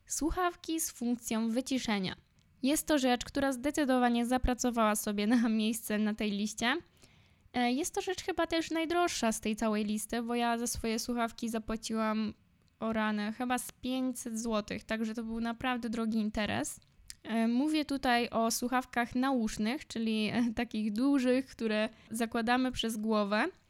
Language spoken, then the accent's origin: Polish; Poland; moved away as an adult; now in Warsaw, Poland; ja jestem ze wsi. Obecnie mieszkam w Warszawie, w centrum, ale większość swojego życia spędziłam na wsi.